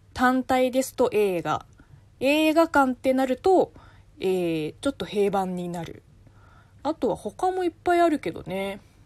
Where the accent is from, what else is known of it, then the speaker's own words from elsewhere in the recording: China; first language Chinese; Japanese is a second language; moved away; 母国語の中国語